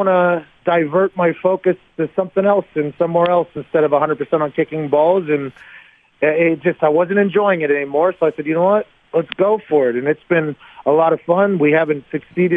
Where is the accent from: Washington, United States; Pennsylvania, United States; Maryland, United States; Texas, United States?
Pennsylvania, United States; Pittsburgh; I'm from Pittsburgh